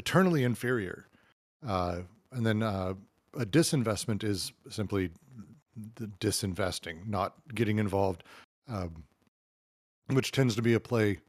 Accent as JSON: {"language": "English", "country": "United States", "said": "as an American"}